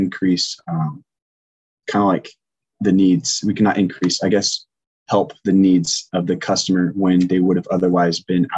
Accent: Longview, Washington, United States; now in Seattle, United States; my hometown, you know, Longview, Washington, 40,000 people

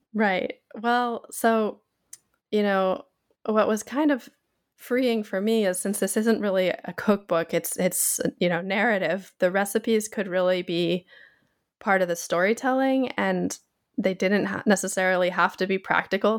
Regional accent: Pacific Northwest, United States; moved away as an adult; now in Japan; I grew up in the Pacific Northwest of the U, United States

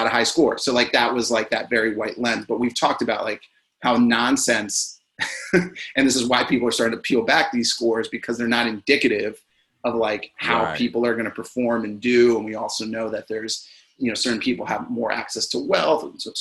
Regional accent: Maryland, United States; growing up in Maryland and going to GW just like across the city

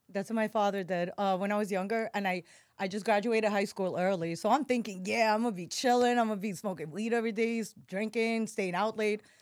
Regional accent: New York City, New York, United States; accent: New Yorker; moved away as an adult; also born or lived in Russia; now in Miami, United States; I grew up in Bryan Beach, right, well, right next to Coney Island

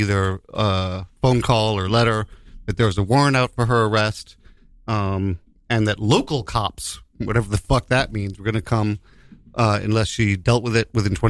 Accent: New York City, New York, United States; I was born in 1965 in Greenwich Village, New York

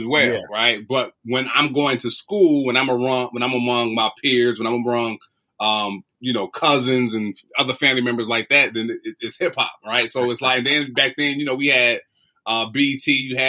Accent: Detroit, Michigan, United States; born and raised in Detroit, a longtime music producer and MC.

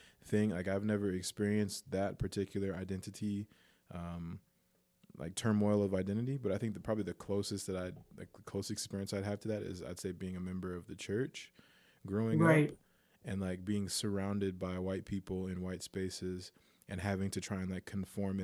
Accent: United States; I'm Black American.

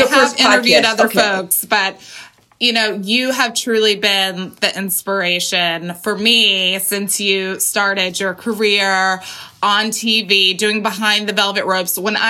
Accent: Colton, California, United States; I grew up in Colton, California. Southern California.

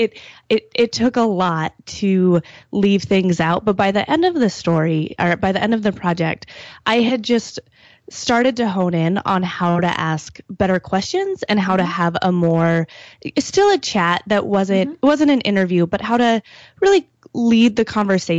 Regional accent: Wyoming, United States; moved away; also born or lived in Michigan; I'm from Wyoming

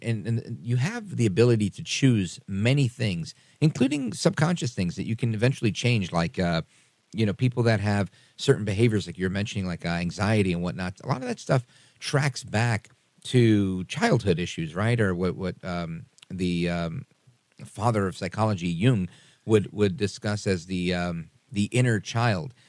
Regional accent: New York City, New York, United States; I was born in Brooklyn, New York. My parents were born on the island of Puerto Rico

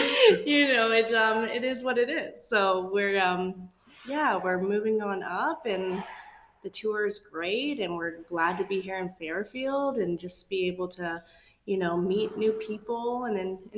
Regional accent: Guelph, Ontario, Canada; I am born and raised in Guelph, Ontario.

